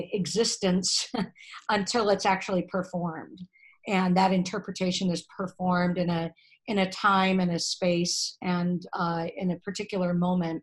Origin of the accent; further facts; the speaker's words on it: California, United States; moved away as an adult; also born or lived in Atlanta, Georgia; now in St. Paul, United States; I was born and raised in California